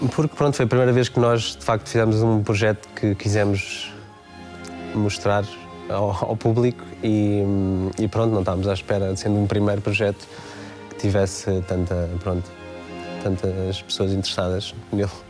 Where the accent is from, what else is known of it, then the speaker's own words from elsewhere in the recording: Oeiras, Lisbon, Portugal; foi o sítio onde eu cresci, onde eu nasci, onde, onde passei toda a minha adolescência